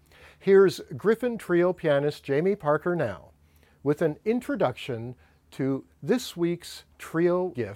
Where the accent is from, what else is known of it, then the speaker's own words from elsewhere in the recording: Vancouver, British Columbia, Canada; We grew up in Vancouver